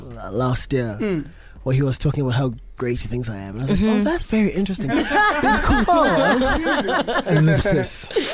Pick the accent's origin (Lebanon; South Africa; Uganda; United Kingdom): South Africa; Alice, Eastern Cape; I was born in Alice.